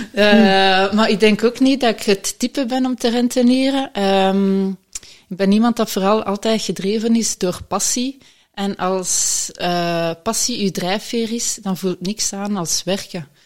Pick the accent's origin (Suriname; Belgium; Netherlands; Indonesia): Belgium; Halle, Flanders; moved away as an adult; now in Wallonia, Belgium; ik ben van Halle oorspronkelijk, tegen Brussel